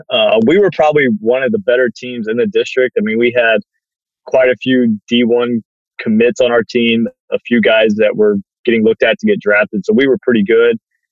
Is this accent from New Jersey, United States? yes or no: no; Cypress, Texas, United States; also born or lived in Jersey Village, Texas; So I went to Cy Ranch the very first year it opened. And I was there until my junior year. And then my dad had gotten a new job. And so we moved further inbound.